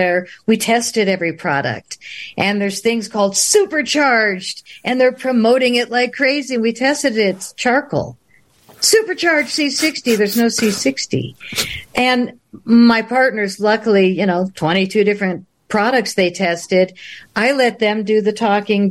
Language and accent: English; Boulder, Colorado, United States; I'm a girl from Boulder